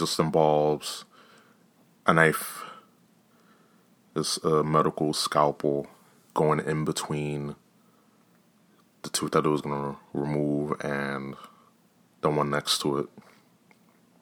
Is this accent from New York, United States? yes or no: yes; New York, United States; us New Yorkers, you know, I'm here from New York